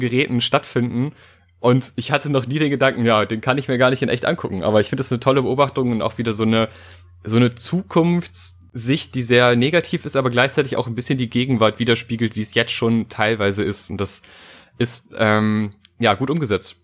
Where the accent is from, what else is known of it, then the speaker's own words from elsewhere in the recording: North Rhine-Westphalia, Germany; ich äh, bin aus NRW und bin nach Berlin gefahren